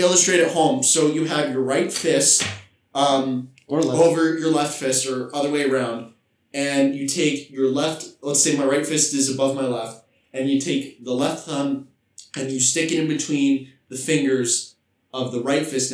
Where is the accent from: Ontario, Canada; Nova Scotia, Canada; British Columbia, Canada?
British Columbia, Canada; Vancouver; moved away; I come from Vancouver, British Columbia, Canada.